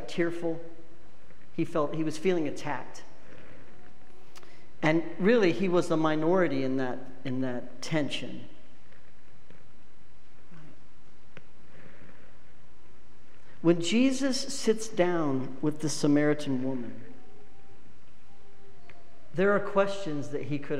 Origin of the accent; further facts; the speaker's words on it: Wyoming, United States; I'm from Wyoming.